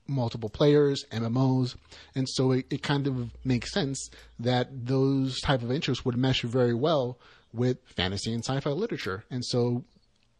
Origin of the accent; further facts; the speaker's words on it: United States; we as American gamers and virtuality enthusiasts and fantasy and sci-fi lovers